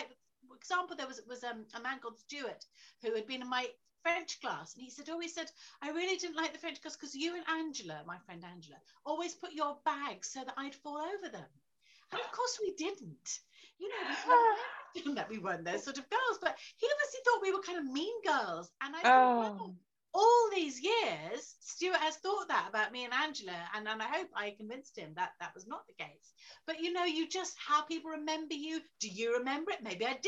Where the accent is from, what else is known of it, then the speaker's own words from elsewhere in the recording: London, United Kingdom; born there; And also, I was born in London. I went to university in London. So I've always wanted to write about it, really.